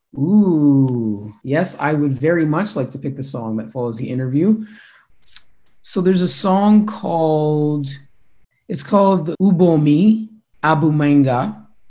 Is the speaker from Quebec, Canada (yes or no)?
no; Winnipeg, Manitoba, Canada; I grew up in St. Norbert, just, just south of the city.